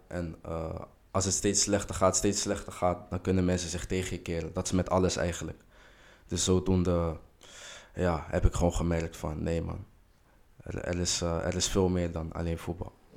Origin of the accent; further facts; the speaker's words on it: Rotterdam, South Holland, Netherlands; now in Schiedam, Netherlands; geboren in Rotterdam, woonachtig in Schiedam